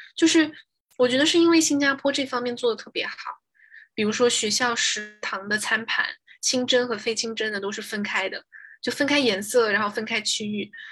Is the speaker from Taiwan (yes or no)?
no; China; moved away as an adult; now in United States; 我是来自中国的